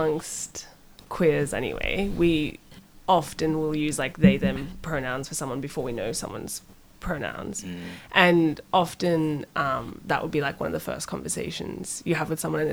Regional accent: South Africa; now in Australia; I'm South African as well

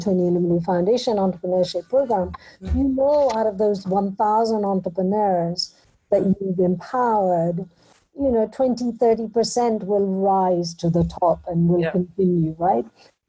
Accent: Punjab, India; born there; I was born in India. Mm-hmm. In Punjab, in a rural village.

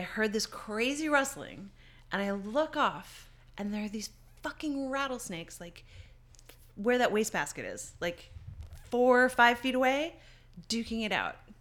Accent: Newfoundland and Labrador, Canada; I grew up in Newfoundland

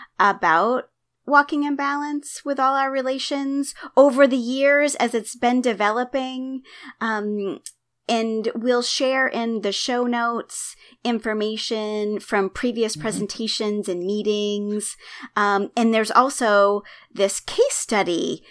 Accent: Maine, United States; my home state of Maine

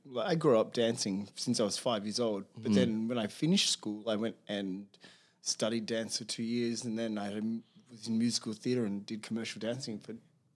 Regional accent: Sydney, New South Wales, Australia; now in Miami, United States; I grew up in Sydney. My mom is German. My dad is South African. So, ethnic parts assembled in Australia.

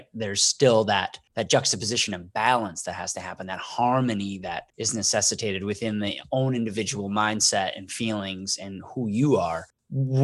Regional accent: Wisconsin, United States; I'm from the state of Wisconsin

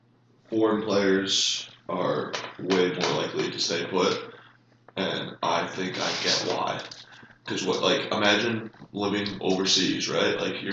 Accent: United States; I can live anywhere in America. But that's because I'm from America.

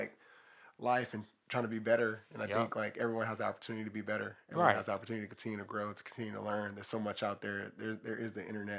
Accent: Watts, California, United States; Like, me growing up, I grew up in Watts, Imperial Courts Housing Projects, you know, gang banging, being a part of it.

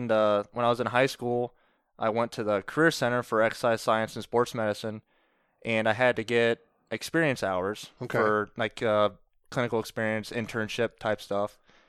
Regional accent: Doughton, Ohio, United States; So I grew up outside of Doughton, out in the country, Chip and Seal Road.

